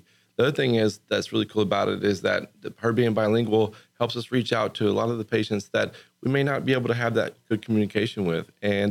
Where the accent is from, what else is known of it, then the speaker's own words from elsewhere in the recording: United States; I grew up here in Montgomery County. And so this is my home.